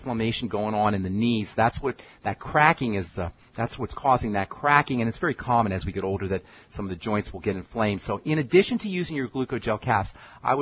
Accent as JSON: {"language": "English", "town": "New York City", "region": "New York", "country": "United States", "tie": "born or raised there", "moved": "yes", "lives_now": "Boulder, United States", "said": "Queens, New York. Actually, I just went to high school in Queens"}